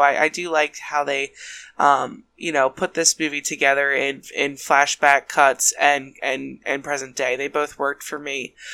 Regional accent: Ireland; I'm Irish

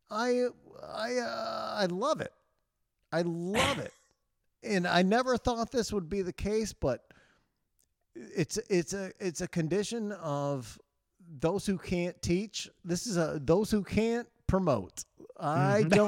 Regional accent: Chicago, Illinois, United States; I'm fucking, I'm from Chicago.

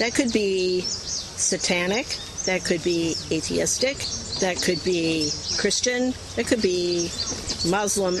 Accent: Chicago, Illinois, United States; I come from Chicago and I live spitting distance from Northwestern University

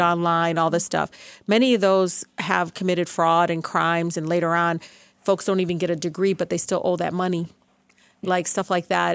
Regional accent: Detroit, Michigan, United States; growing up in Southwest Detroit, I, you know, I was like the third parent

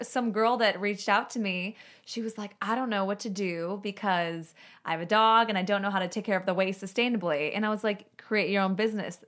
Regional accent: Chicago, Illinois, United States; moved away; also born or lived in Southwest Florida; I'm from Chicago

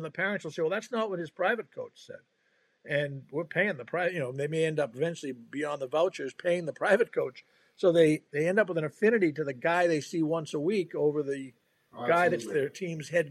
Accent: Boston, Massachusetts, United States; I grew up in the Boston area

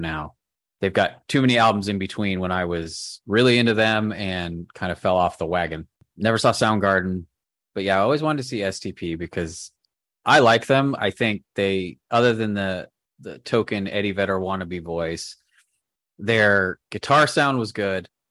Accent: Southern California, United States; I'm from Southern California

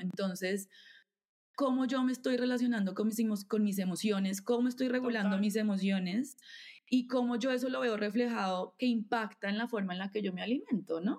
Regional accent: Bogotá, Colombia; Nací nací, vivo aquí en Bogotá

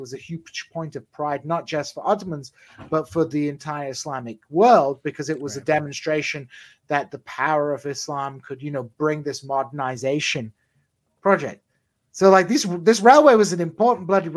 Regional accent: Hull, Yorkshire and the Humber, United Kingdom; my hometown of Hull

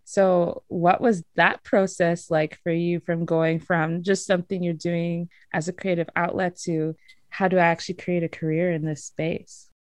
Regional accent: Nigeria; as a Nigerian

